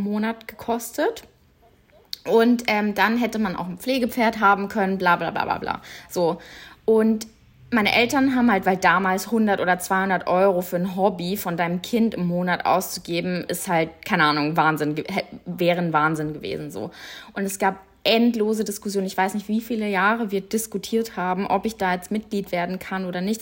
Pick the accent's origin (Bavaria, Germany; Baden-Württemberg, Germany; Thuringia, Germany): Bavaria, Germany; Munich; bei uns in München, wo ich aufgewachsen bin, gab es einen Reitstall